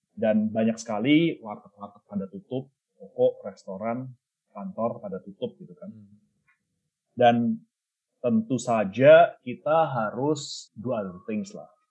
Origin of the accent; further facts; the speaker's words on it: Surakarta, Central Java, Indonesia; moved away; saya kan lahir di Solo